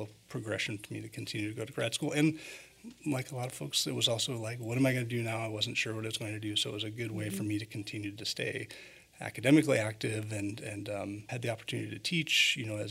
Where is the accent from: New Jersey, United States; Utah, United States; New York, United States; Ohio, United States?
Ohio, United States; Willoughby; the path my parents laid for me in Northeast Ohio, growing up in Willoughby, Ohio